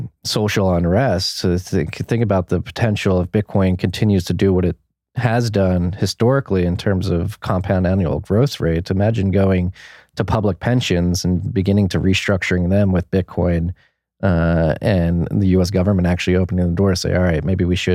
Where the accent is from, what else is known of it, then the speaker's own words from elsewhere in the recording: Philadelphia, Pennsylvania, United States; moved away as an adult; also born or lived in New York; now in Texas, United States; I'm from Philadelphia, from the Northeast, was living in New York before the pandemic. I moved my family down here to Texas